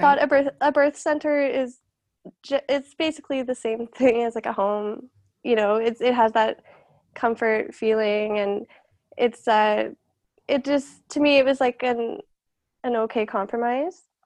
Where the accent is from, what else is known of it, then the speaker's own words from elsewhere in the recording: Calgary, Alberta, Canada; I'm from Calgary